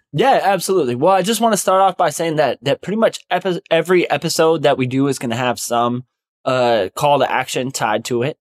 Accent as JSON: {"language": "English", "country": "United States", "said": "we as Native American people have lived on"}